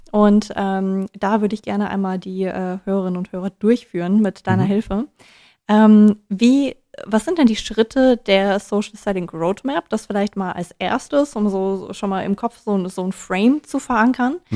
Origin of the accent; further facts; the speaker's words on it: Hesse, Germany; Außerdem bin ich ja auch Hessin.